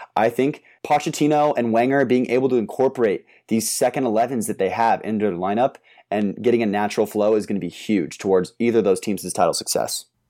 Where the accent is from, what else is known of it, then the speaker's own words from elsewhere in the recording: San Diego, California, United States; I am from San Diego